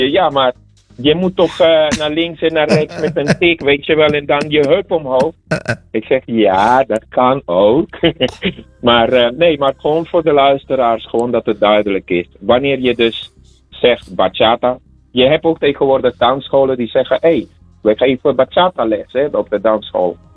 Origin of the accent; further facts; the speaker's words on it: Santo Domingo, Distrito Nacional, Dominican Republic; now in Netherlands; Ik, ik kom zelf inderdaad van de Dominicaanse Republiek. En ik heb de bachata daar geleerd. En eh, van mijn ouders vroeger, de wijk waar ik van kom, Villajuana, Dominicaanse Republiek.